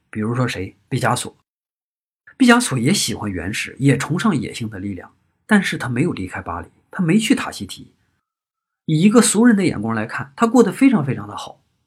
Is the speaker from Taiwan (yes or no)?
no; on the border with Shandong, Hebei, China; 我老家在河北和山东的交界